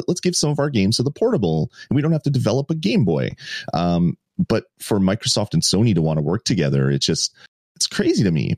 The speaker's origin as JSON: {"language": "English", "country": "Canada", "said": "I'm not American, um, but uh, I'm Canadian"}